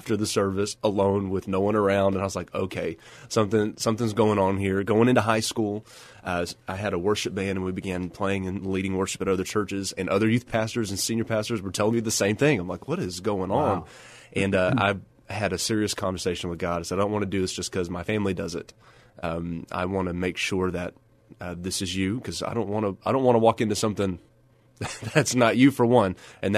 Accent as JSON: {"language": "English", "town": "Odessa", "region": "Texas", "country": "United States", "tie": "born or raised there", "said": "And that's what I grew up doing. The church I grew up in Odessa is in an older part of Odessa on the south side of town"}